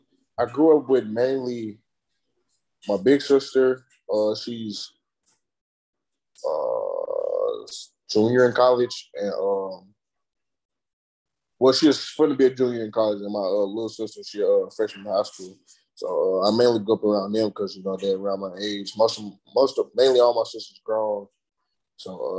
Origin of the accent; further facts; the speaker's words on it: St. Louis, Missouri, United States; growing up in St. Louis